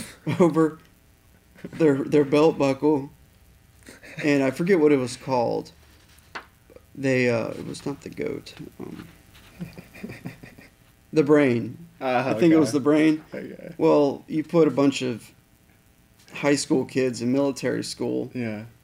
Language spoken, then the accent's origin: English; Apollo, Pennsylvania, United States; A little town called Apollo.